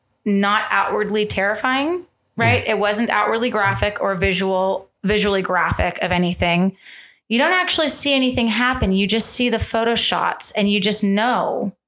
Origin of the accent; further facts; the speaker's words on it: Tucson, Arizona, United States; This is Southern Arizona. I was born in Tucson.